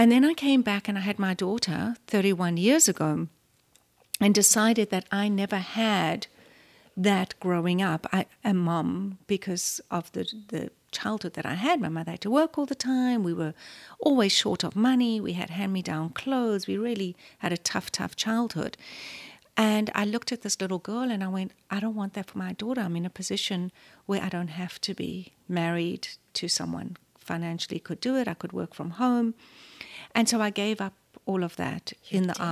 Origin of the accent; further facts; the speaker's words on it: South Africa; moved away; also born or lived in Los Angeles, United States; I am obviously South African, born and raised